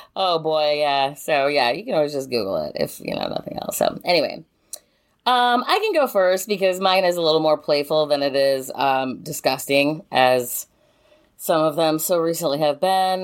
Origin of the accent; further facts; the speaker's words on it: United States; growing up in America